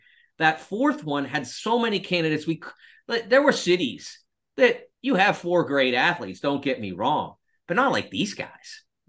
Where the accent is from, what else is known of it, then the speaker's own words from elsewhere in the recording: Pennsylvania, United States; I grew up in the Mon Valley, watched the Valley completely shut down over the course of my time